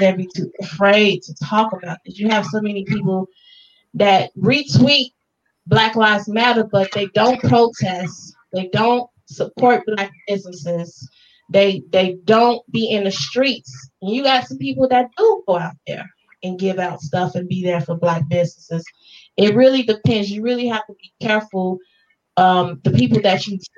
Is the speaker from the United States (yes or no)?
yes; Chicago, Illinois, United States; I'm from the south side of Chicago